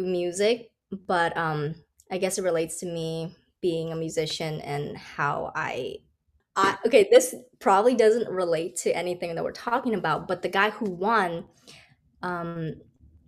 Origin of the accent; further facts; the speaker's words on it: Hawaii, United States; moved away as an adult; also born or lived in New York City; I'm from Hawaii. And I always felt like I'm trapped on an island.